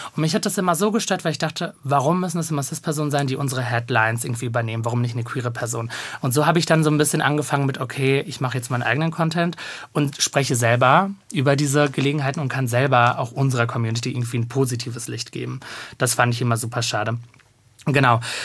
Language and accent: German; Bochum, North Rhine-Westphalia, Germany; also born or lived in Cologne / Diyarbakır, Turkey (family origin); now in Berlin, Germany; ich komme ja gebürtig aus Bochum